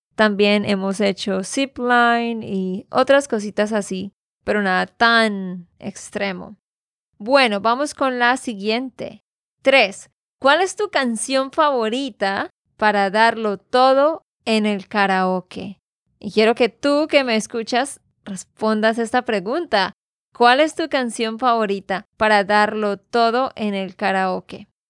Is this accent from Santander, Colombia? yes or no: yes; Santander, Colombia; de Santander, Colombia